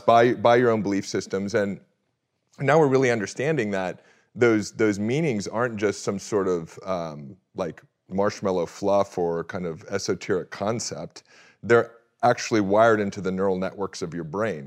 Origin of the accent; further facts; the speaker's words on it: Orange County, California, United States; I grew up in Orange County, California